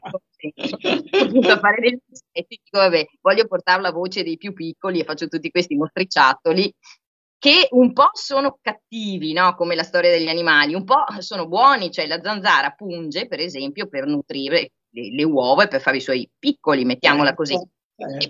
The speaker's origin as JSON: {"language": "Italian", "town": "Vicenza", "region": "Veneto", "country": "Italy", "moved": "yes", "said": "essendo io vicentina di origini, poi insomma vabbè, ci spostiamo tutti molto"}